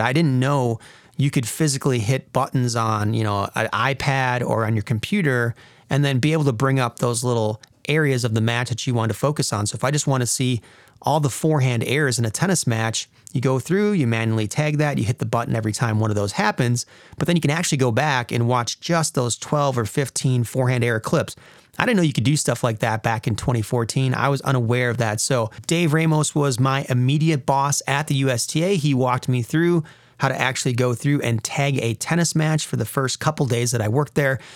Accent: Wisconsin, United States; I was getting homesick from Wisconsin

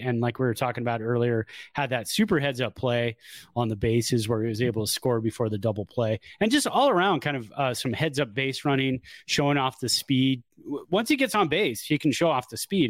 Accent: Bay Area, California, United States; also born or lived in Chico; I came from the Bay Area, went up there. Then when I got home, I felt like, okay, this is the melting pot that I grew up

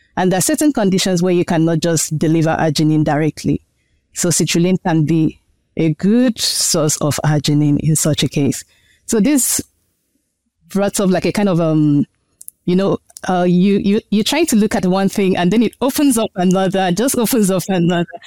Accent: Nigeria; moved away as an adult; also born or lived in China; now in United States; My home country is Nigeria.

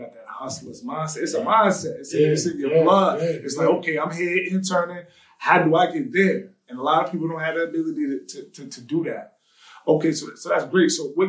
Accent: Greenburgh, New York, United States; I'm from Greenburg.

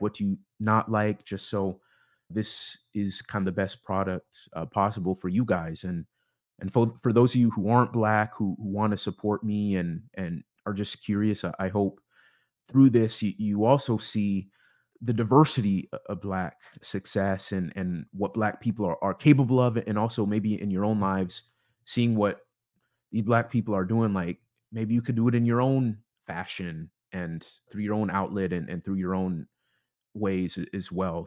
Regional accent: Bellevue, Washington, United States; also born or lived in Issaquah, Washington / Seattle, Washington; I, I am from Seattle, Washington. grew up more specifically in, in the suburbs east of the city in, in Bellevue and Issaquah

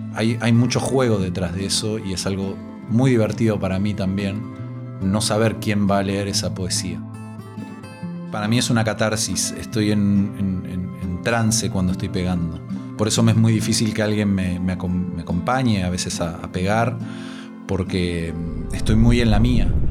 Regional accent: Mar del Plata, Buenos Aires Province, Argentina; moved away as an adult; now in Valencia, Spain; Tengo 35 años y nací en Mar del Plata, Argentina

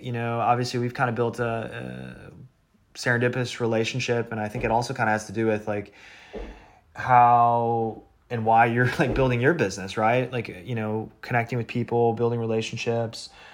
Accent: Midwest, United States; I grew up in the Midwest, so it's like more conservative

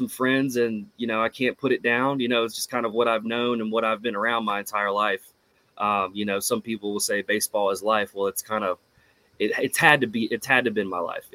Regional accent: Myrtle Beach, South Carolina, United States; growing up in the Myrtle Beach area

